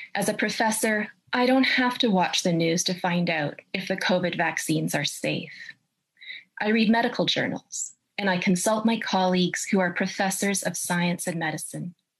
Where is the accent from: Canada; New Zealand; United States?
Canada; I'm a professor of ethics and I'm a Canadian